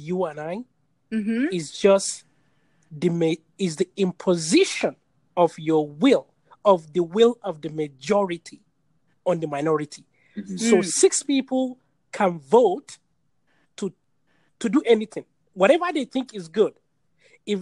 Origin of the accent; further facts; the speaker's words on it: Nigeria; now in Iowa, United States; I'm originally from Nigeria and I live in Iowa